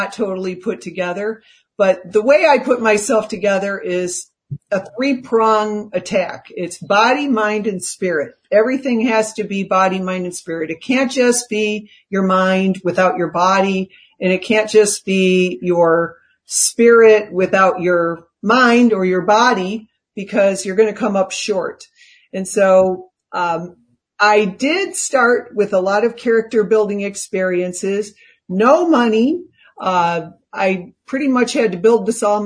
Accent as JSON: {"language": "English", "town": "Chicago", "region": "Illinois", "country": "United States", "tie": "born or raised there", "also_born_or_lived": "New York / Los Angeles", "moved": "as an adult", "said": "I came from Chicago and, I was the daughter of a school teacher and my mom was mostly a stay-at-home mom"}